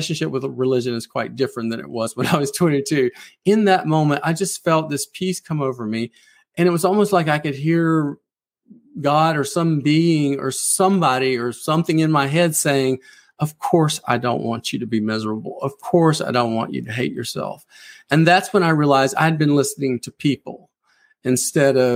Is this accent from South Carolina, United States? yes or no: yes; South Carolina Lowcountry, United States; moved away as an adult; now in Nashville, United States; I grew up in the South in a very strict religious Pentecostal environment